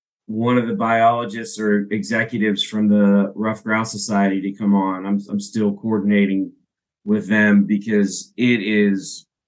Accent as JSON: {"language": "English", "region": "Pennsylvania", "country": "United States", "tie": "born or raised there", "said": "Pennsylvania, it's my home state."}